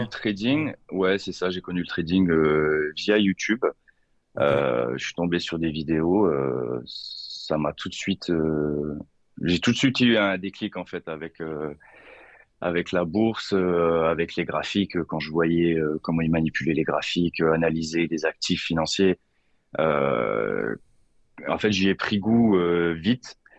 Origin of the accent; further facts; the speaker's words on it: Lorraine, Grand Est, France; je suis de Lorraine, 57